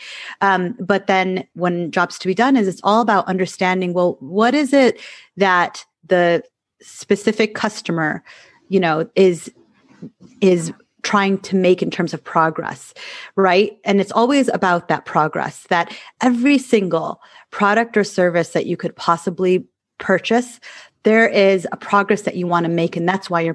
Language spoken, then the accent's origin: English; Michigan, United States; moved away as an adult; I used to live in Michigan and I grew up in Michigan